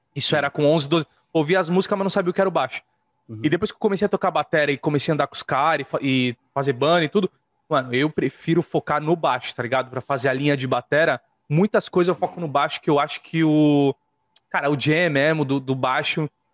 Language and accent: Portuguese; Santos, São Paulo, Brazil; Eu tô em Santos, velho. Sou de Santos.